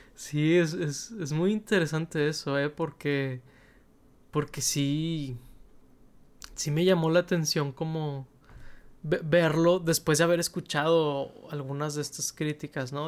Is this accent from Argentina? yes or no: no; Mexico; de origen mexicano, igual que un servidor